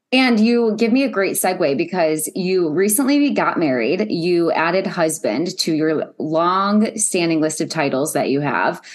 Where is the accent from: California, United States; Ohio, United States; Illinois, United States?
Ohio, United States; I'm from Ohio